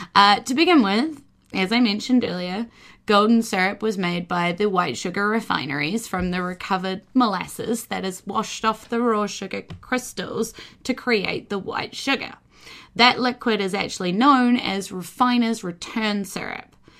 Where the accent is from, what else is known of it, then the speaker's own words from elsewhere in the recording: New Zealand; we're pretty British in a lot of ways here